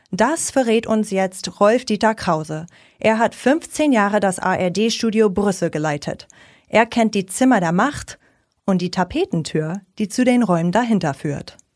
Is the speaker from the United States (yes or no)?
yes; United States; Und dann stellt sich bei mir, vor allem als Amerikanerin, die Frage, wie soll sich die EU auf der internationalen Bühne behaupten können?